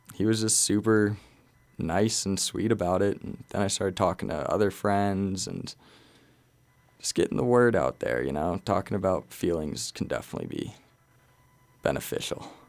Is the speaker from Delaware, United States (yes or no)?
no; Glenwood Springs, Colorado, United States; I was born and raised in Glenwood Springs